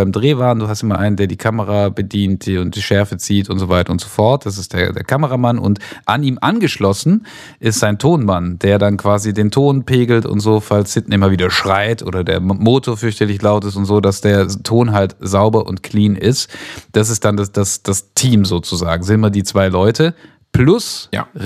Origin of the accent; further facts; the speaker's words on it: Stuttgart, Baden-Württemberg, Germany; born there; gebürtig in, gebürtig in Stuttgart-Bad-Kennstadt.